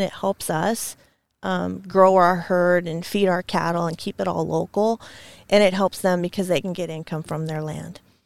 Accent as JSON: {"language": "English", "town": "Scappoose", "region": "Oregon", "country": "United States", "tie": "born or raised there", "said": "I grew up near Scappoose, which is just outside of Portland"}